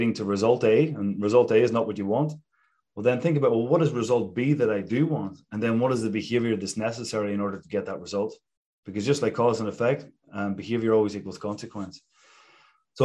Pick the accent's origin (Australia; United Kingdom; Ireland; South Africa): Ireland; moved away; I grew up back in Ireland